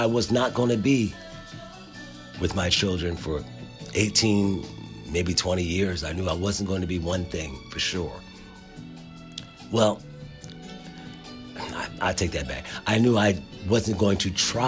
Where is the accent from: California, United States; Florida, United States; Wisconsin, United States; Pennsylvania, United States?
Pennsylvania, United States; Philadelphia; I grew up in Philadelphia, okay? I went to public school in Philadelphia.